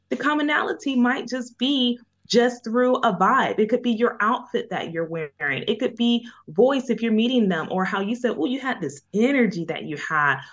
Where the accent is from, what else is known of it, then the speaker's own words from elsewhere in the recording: Jacksonville, Florida, United States; moved away; also born or lived in Bronx, New York; I lived in the Boogie Down Bronx, but I am a native of Duval